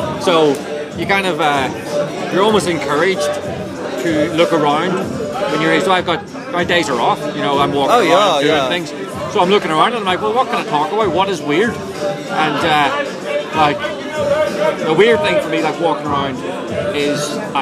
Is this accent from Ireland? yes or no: yes; Ireland; I'm Irish